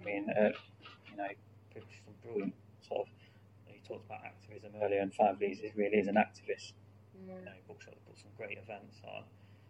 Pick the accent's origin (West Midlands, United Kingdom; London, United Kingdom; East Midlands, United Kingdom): East Midlands, United Kingdom; Stapleford; I grew up in Stapleford